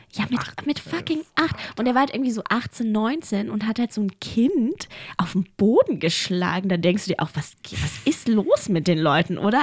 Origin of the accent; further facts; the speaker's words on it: Berlin, Germany; accent: German; moved away; also born or lived in Ulaanbaatar, Mongolia / Amsterdam / Paris / Gütersloh; ich bin ja in Berlin groß geworden